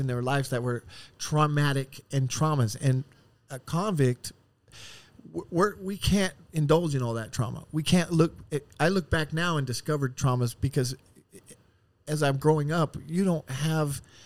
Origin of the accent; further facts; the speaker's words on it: Oceanside, California, United States; also born or lived in Chicago, Illinois / Las Vegas, Nevada; I was raised in Oceanside and now I live in El Cajon, married, kids